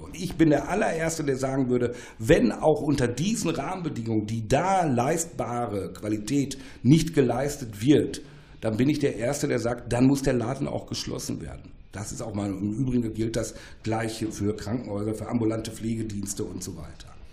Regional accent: Ruhr area, North Rhine-Westphalia, Germany; Ich komme aus dem Ruhrgebiet

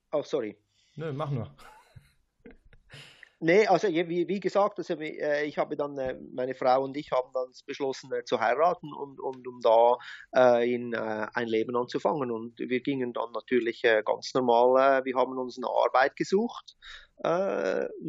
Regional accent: Zurich, Switzerland; now in Hawaii, United States; ich bin gebürtiger Schweizer äh, aus Zürich.

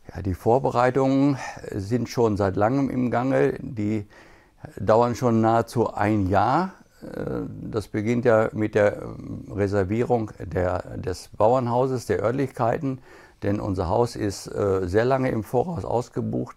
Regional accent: Gütersloh, North Rhine-Westphalia, Germany; bei uns in Gütersloh

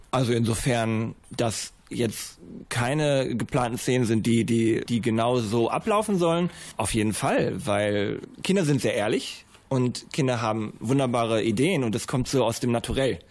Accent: Bielefeld, North Rhine-Westphalia, Germany; Ich komme aus Bielefeld und bin Regisseur und Kameramann

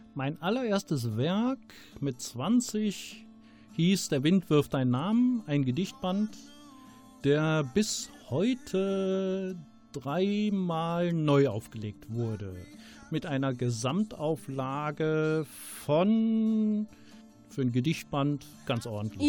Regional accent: Rommerskirchen, North Rhine-Westphalia, Germany; now in Ratingen, Germany; wurde 1964 in Rommerskirchen geboren, im Rheinland und wohne jetzt in Ratingen im Bergischen Land

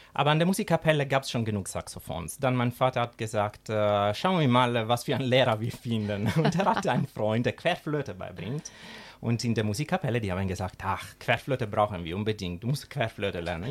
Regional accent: Sicily, Italy; German is a second language; moved away as an adult; now in Schwerte, Germany; Ich komme aus Sizilien, aus der schönen Sizilien

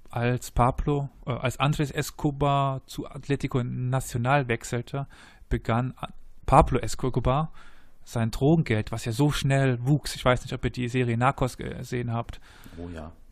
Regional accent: Cologne, North Rhine-Westphalia, Germany; Ja, als das Kölner muss man

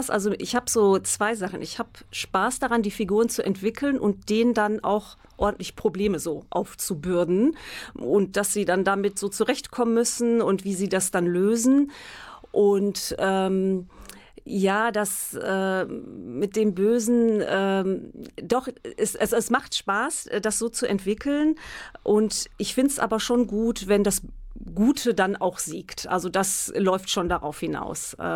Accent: Münster, North Rhine-Westphalia, Germany; Ich komme aus Münster, ich kenne mich hier gut aus

